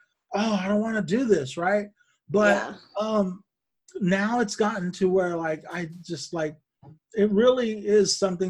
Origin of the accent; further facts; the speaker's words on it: Bakersfield, California, United States; You know, I grew up in Bakersfield in Kern County.